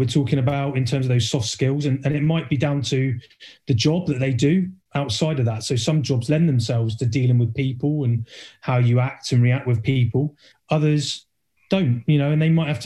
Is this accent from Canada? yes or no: no; Cornwall, South West England, United Kingdom; moved away; I'm from Cornwall originally